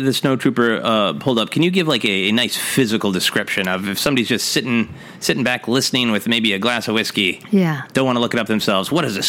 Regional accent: Minnesota, United States; also born or lived in Portland, Oregon; I was in Portland, Oregon when I saw Empire Strikes Back, but I'm from Minnesota, and I moved back quite quickly afterwards.

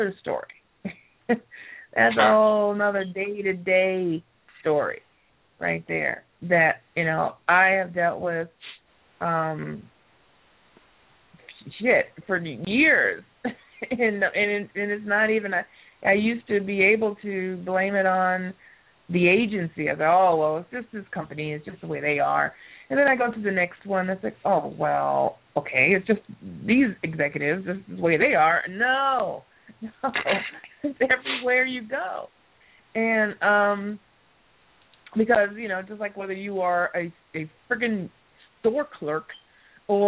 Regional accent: United States; our culture as the American people

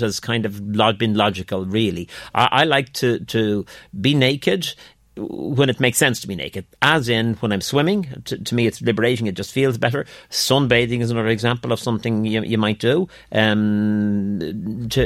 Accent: Skerries, Leinster, Ireland; as a kid growing up in Skerries

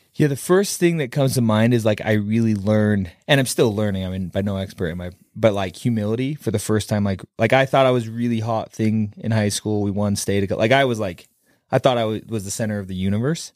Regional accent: Kaysville, Utah, United States; I grew up in Kaysville, I have ten siblings

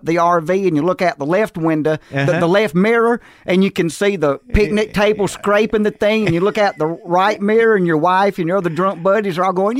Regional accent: Jackson, Mississippi, United States; also born or lived in Andalusia, Alabama; But by the time I was a preschooler, we had made it to Jackson, Mississippi.

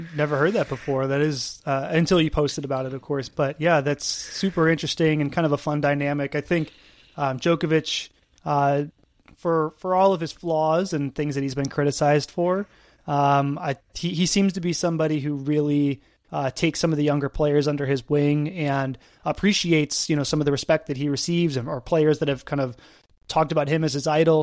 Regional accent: Buffalo, New York, United States; I'm from Buffalo, New York

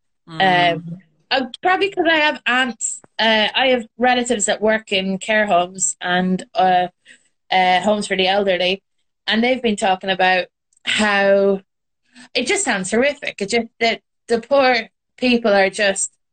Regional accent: Ireland; moved away as an adult; also born or lived in Britain; now in United Kingdom

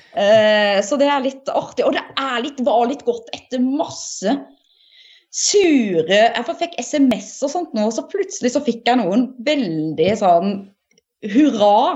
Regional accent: Setesdal, Agder, Norway; jeg kommer fra Setesdal

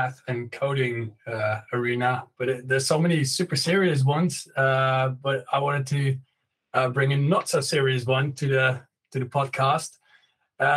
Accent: Netherlands; English is a second language; also born or lived in London; English is not my native language. I'm from the Netherlands

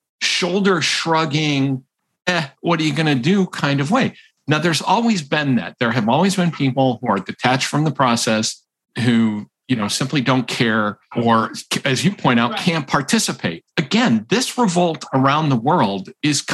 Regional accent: Massachusetts, United States; now in Rhode Island, United States; I am from Massachusetts and live in Rhode Island.

